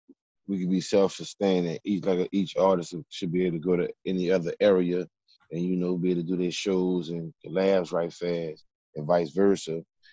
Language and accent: English; New Orleans, Louisiana, United States; also born or lived in California; I constantly mention I'm from the NO